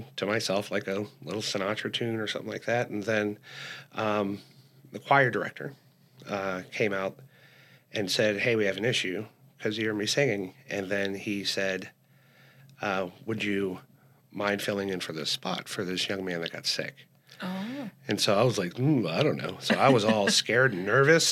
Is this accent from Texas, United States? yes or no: no; Eureka / Silver Springs, Florida, United States; also born or lived in Woodbury, New Jersey; I was very young, so I'm a northerner that's been raised in the South. But we lived in Eureka, my mother and father, and then my grandmother came down with us as well. And then we moved to Silver Springs